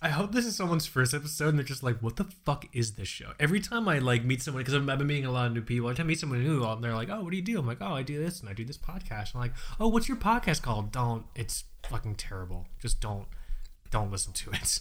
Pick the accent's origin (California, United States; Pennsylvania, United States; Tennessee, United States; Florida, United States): Florida, United States; Fort Lauderdale; I'm from Florida